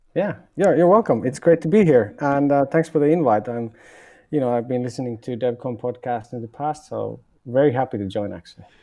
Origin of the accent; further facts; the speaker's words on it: Finland; moved away as an adult; now in Berlin, Germany; I'm originally from Finland